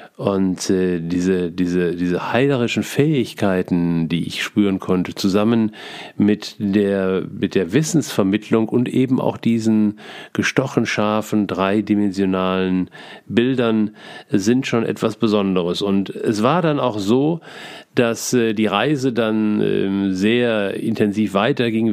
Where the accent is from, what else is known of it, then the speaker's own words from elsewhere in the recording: Essen, North Rhine-Westphalia, Germany; als Essener Kind